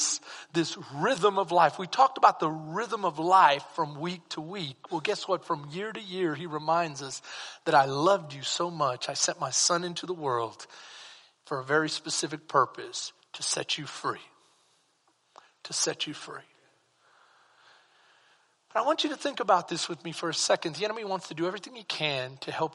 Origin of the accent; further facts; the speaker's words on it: San Antonio, Texas, United States; moved away; I'm from SA. I'm from San Antonio.